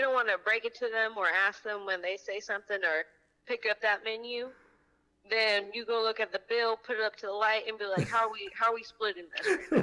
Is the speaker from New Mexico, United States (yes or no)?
yes; Albuquerque, New Mexico, United States; now in Tucson, United States; I am from Albuquerque, New Mexico, but I live in Tucson, Arizona.